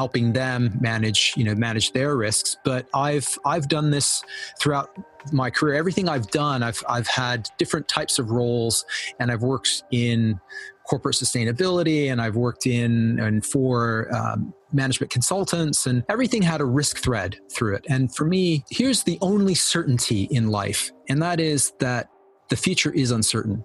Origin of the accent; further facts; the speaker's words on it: Canada; moved away as an adult; also born or lived in Argentina / Southeast Asia / Europe; now in United Kingdom; I was born in Argentina, and I grew up in Canada for the vast majority of my formative years